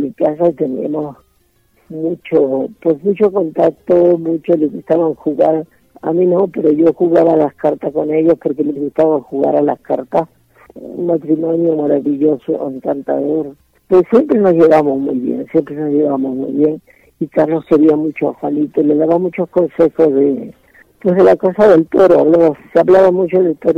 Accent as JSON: {"language": "Spanish", "town": "Seville", "region": "Andalusia", "country": "Spain", "tie": "born or raised there", "moved": "yes", "lives_now": "Mexico", "said": "nací en la cuna del Torero, nací en Sevilla"}